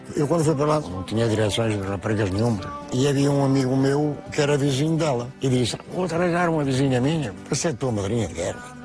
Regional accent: Porto, Norte, Portugal; also born or lived in Val Moreira; Quando vim para o Porto, com 6 anos, então acabei a escola, fui trabalhar

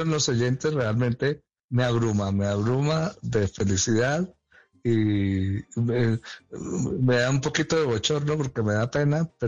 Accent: Caribbean coast, Colombia; sí, dímelo a mí que soy costeño.

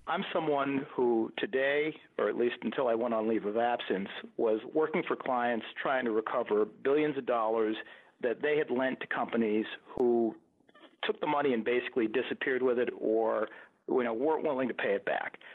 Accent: Buffalo, New York, United States; I grew up upstate in Buffalo in a working class family

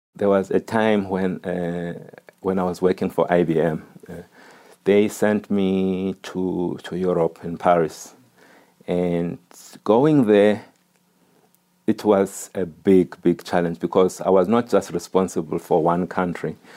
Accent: Eastern Cape, South Africa; a boy growing up in the Eastern Cape

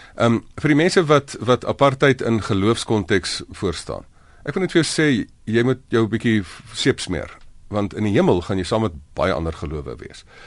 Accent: South Africa; first language Afrikaans; as Afrikaners

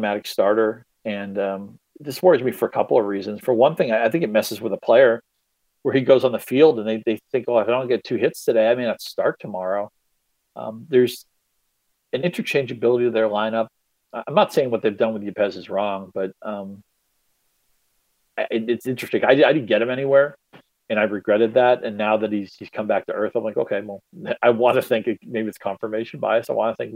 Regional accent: New England, United States; I grew up with him in New England.

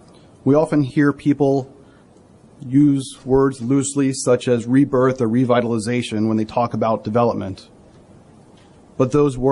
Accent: Long Island, New York, United States; moved away as an adult; also born or lived in Brooklyn, New York / Boston / Washington, D.C.; now in Buffalo, United States; I'm a native New Yorker. I was born in Brooklyn and raised on Long Island. After heading off to Boston for college, I returned to New York

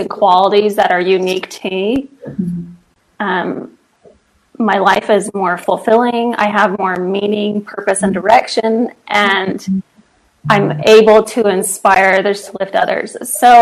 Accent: Pittsburgh, Pennsylvania, United States; moved away as an adult; also born or lived in Idaho; Born and raised in Pittsburgh, Pennsylvania, so I'm like a little East Coaster

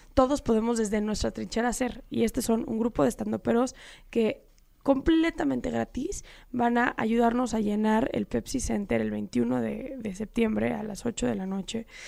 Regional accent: Mexico; soy mexicana, soy una amante profunda de mi país

